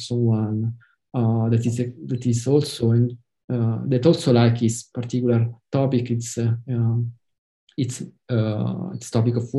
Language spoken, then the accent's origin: English; Italy; English is a second language